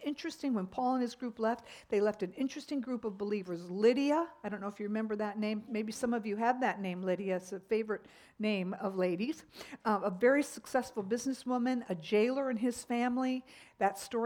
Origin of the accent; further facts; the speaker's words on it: United States; as American Christians